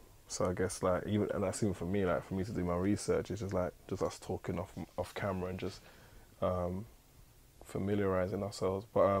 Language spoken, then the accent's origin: English; London, United Kingdom; also born or lived in Battersea, London; I used to live in, I was raised in Clapham Common